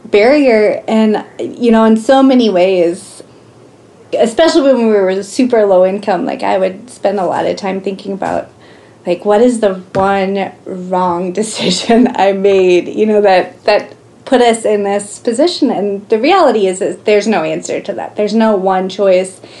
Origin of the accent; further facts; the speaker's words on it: Oklahoma, United States; moved away as an adult; now in Missoula, United States; we came from Oklahoma, which at the time had the second lowest cost of living in the nation. And moving to Missoula was a huge reality check